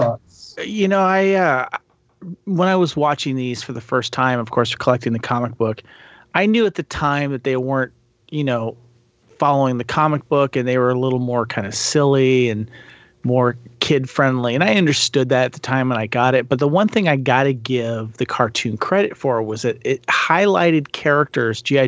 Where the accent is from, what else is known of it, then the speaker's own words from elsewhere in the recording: Santa Barbara, California, United States; I grew up in Santa Barbara, California